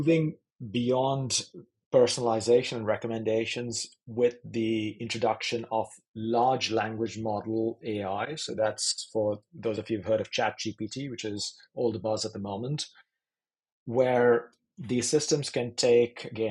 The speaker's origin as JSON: {"language": "English", "country": "India", "tie": "born or raised there", "moved": "yes", "said": "I grew up in India, in the education system there"}